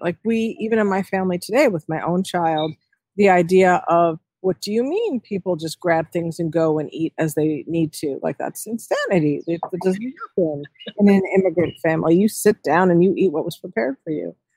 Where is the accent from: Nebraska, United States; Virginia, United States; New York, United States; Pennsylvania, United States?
New York, United States; New York City; now in Connecticut, United States; I was born in New York City.